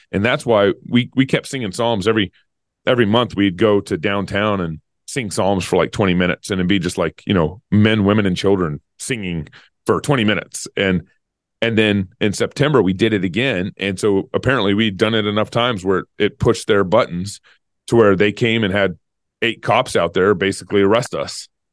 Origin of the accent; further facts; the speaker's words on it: United States; I'm an American